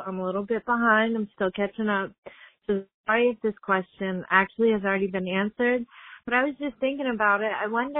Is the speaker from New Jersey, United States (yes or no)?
no; Florida, United States; I'm from Florida.